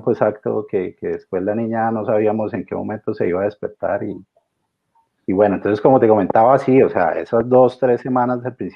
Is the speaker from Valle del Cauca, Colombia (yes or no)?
no; Cúcuta, Norte de Santander, Colombia; moved away as an adult; now in Australia; Fernanda y yo, una pareja, llevamos eh, tres años y medio de casados, siete y algo más de conocernos. Somos de Cúcuta, allá en Colombia.